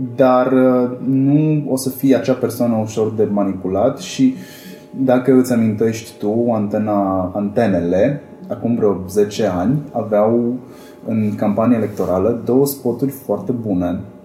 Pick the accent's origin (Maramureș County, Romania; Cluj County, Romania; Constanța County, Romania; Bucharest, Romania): Cluj County, Romania; Cluj-Napoca; vin din Cluj